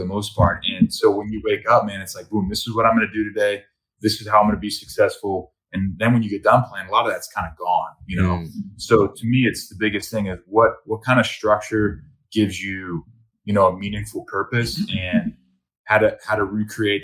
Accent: Cincinnati, Ohio, United States; I grew up in Ohio in a small private old boys school.

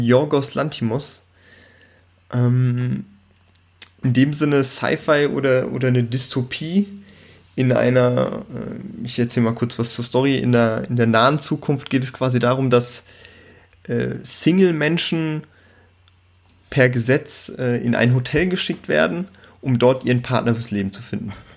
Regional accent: Germany; bei uns in Deutschland

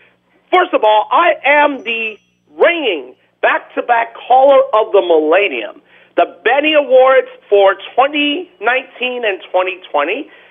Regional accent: New York, United States; the New York Islanders, my hometown team.

